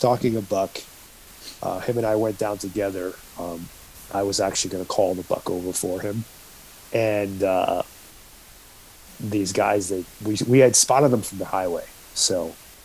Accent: New York, United States; moved away as an adult; I grew up in New York

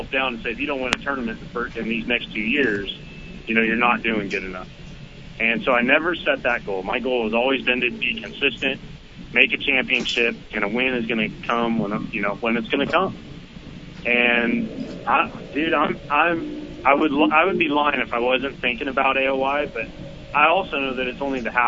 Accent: California, United States; moved away as an adult; now in Alabama, United States; growing up in California and making a living out there, moving to Alabama

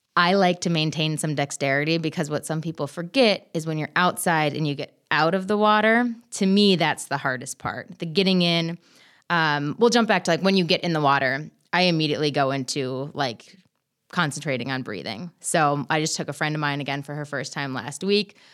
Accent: Minnesota, United States; I'm from Minnesota.

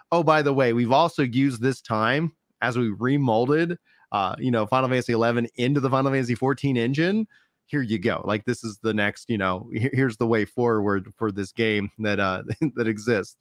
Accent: United States; I'm American

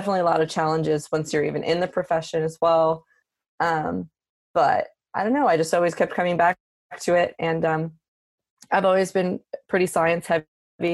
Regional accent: Philadelphia, Pennsylvania, United States; moved away as an adult; also born or lived in New Hampshire; now in Davis, United States; I am originally from the Philadelphia area.

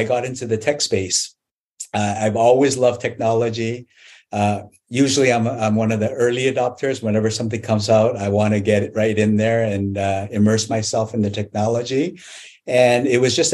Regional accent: Canada; I grew up in Canada

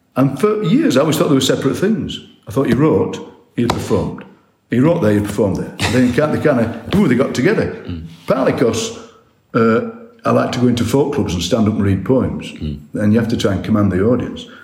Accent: Barnsley, Yorkshire and the Humber, United Kingdom; I was born in Darfield, Barnsley, where I still live

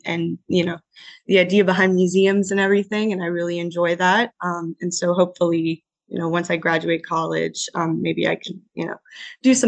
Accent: Naples, Florida, United States; I was born and raised in Naples, Florida

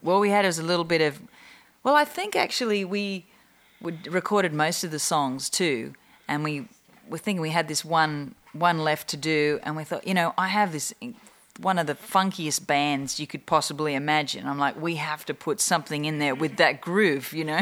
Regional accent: Australia; now in Los Angeles, United States

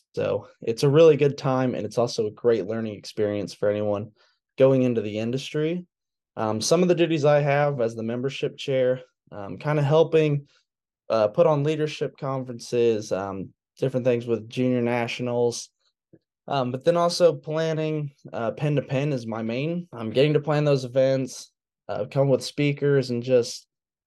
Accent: Otterbein, Indiana, United States; I'm from Otterburn, Indiana, and I currently attend Purdue University studying agribusiness

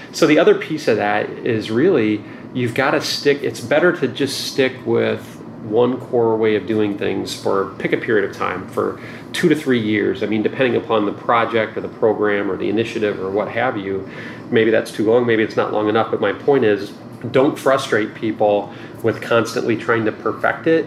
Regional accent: rural Indiana, United States; moved away as an adult; also born or lived in Stanford, California; I did grow up in a small town in mm-hmm. rural Indiana

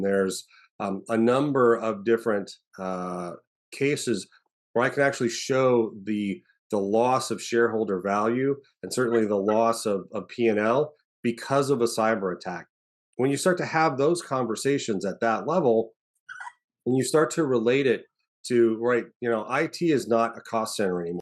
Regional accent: Arizona, United States; moved away as an adult; the special agent in charge of our Arizona field office. So, I actually got to go home as the, the, the S A C, uh, to, to be the head of the F B I in my hometown

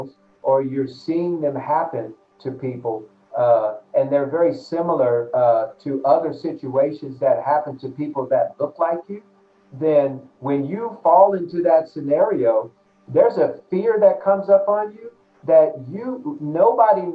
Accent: United States; growing up in America as a Black man

